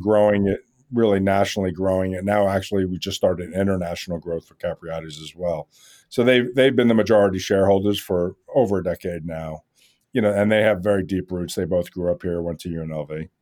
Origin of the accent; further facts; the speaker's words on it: New York, United States; I grew up around Katz's Deli in New York